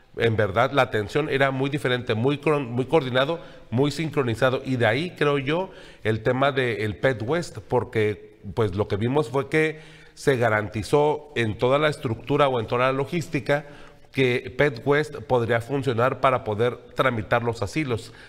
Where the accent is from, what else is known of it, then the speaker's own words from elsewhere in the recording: Mexico; nosotros como mexicanos